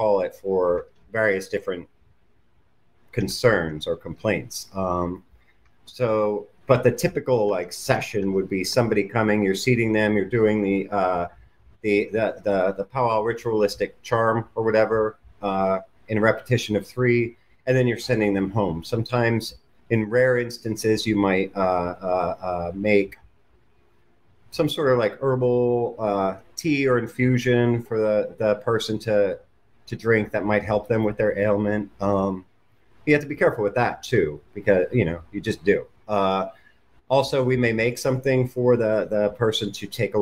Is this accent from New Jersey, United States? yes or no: no; Pennsylvania German culture, United States; it was from the culture that I came from. I had heard of powwow growing up, but never really thought much of it. There were a couple local powwowers where I lived